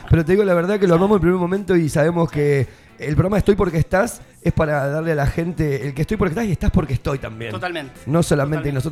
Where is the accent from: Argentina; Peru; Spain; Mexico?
Argentina; ¿Por qué no podemos seguir siendo argentinos aunque no juegue la selección argentina?